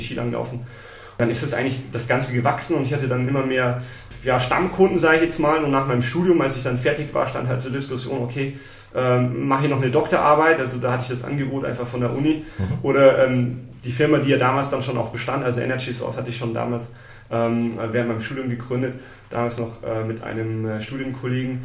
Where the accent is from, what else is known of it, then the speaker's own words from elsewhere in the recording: Munich, Bavaria, Germany; also born or lived in Wiesbaden, Hesse; Wir sind dann aber relativ früh dann schon nach Bayern gezogen, so dritte äh, Grundschulklasse und ähm, genau dann den Rest sozusagen in Bayern, München verbracht.